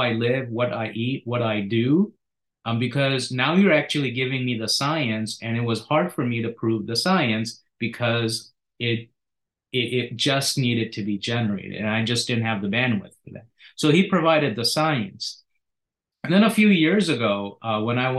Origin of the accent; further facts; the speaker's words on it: India; also born or lived in Philadelphia area; now in United States; I grew up partially in India.